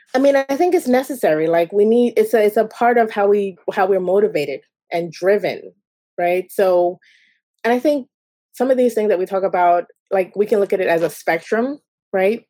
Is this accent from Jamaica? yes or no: yes; Jamaica; I'm Jamaican